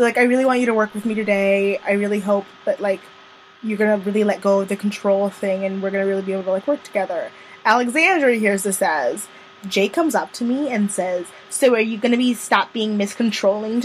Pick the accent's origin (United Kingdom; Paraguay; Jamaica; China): Jamaica; I'm Jamaican